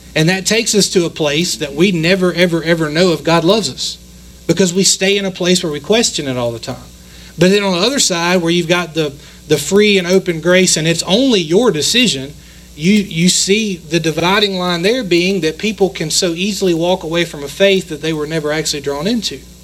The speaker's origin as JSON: {"language": "English", "country": "United States", "said": "we're American"}